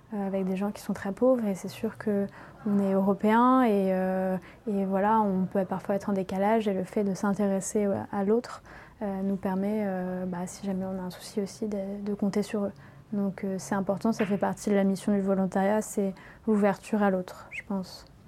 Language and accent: French; Paris, Île-de-France, France; moved away as an adult; je viens de Paris